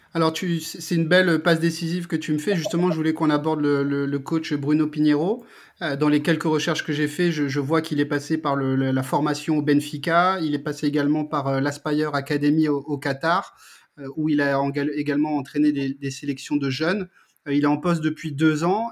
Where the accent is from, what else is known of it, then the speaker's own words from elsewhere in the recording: Strasbourg, Grand Est, France; Moi, je viens de Strasbourg.